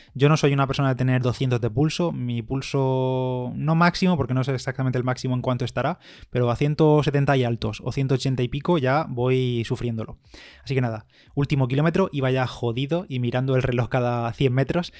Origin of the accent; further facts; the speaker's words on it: Bigastro, Valencian Community, Spain; mi pueblo en Bigastro